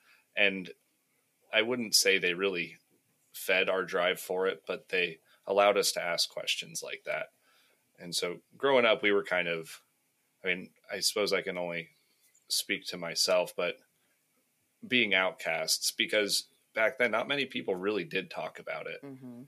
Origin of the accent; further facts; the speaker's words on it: Colorado, United States; grew up in Colorado, so pastime out there in the mountains was campfires.